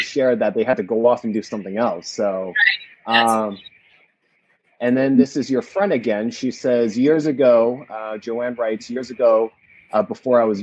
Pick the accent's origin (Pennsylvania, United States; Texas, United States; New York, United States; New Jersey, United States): New Jersey, United States; moved away as an adult; also born or lived in West Virginia; now in Los Angeles, United States; Growing up in Jersey, you know, we had a lot of Asian and Indian markets